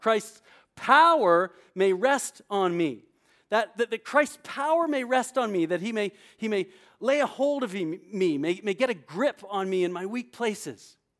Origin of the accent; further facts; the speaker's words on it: Canada; also born or lived in New Brunswick, New Jersey; now in New Jersey, United States; growing up in Canada, I played hockey.